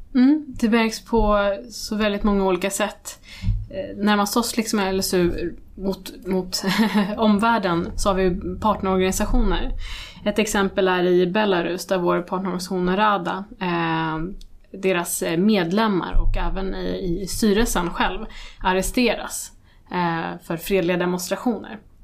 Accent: Sweden; vi kommer från Irak. Eh, nu är jag född i Sverige

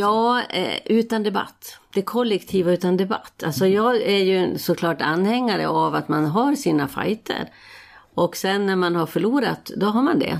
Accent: Falun, Dalarna County, Sweden; jag gick på Falu läroverk eh, där det var oerhört politiskt aktivt. Det här var ju liksom i mitten av 60-talet

